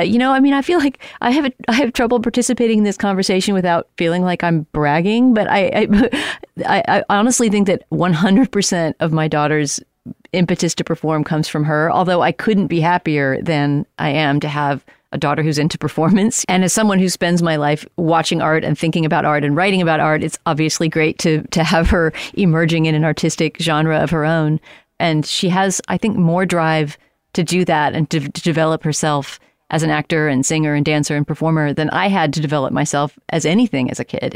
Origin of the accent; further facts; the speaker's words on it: San Antonio, Texas, United States; moved away; I was in San Antonio, my hometown